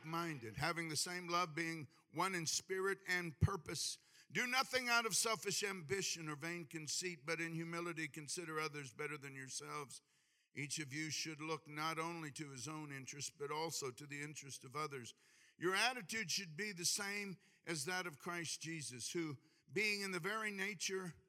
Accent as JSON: {"language": "English", "region": "Hawaii", "country": "United States", "said": "I'm from Hawaii"}